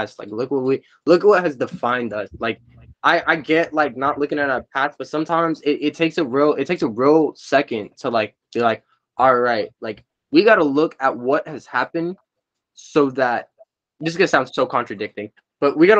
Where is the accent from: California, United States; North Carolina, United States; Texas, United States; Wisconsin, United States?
California, United States; I'm from California.